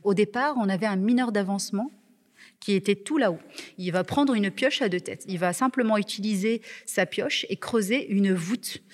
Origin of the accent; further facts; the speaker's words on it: Marrakech, Marrakesh-Safi, Morocco; moved away as an adult; now in Vaucluse, France; Ça fait 7 ans maintenant que je suis en France. Je viens de Marrakech